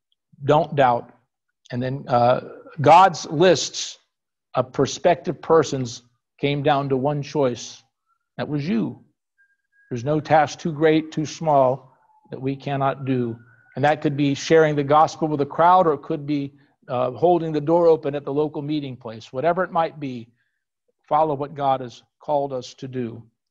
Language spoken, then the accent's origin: English; South Florida, United States; growing up in South Florida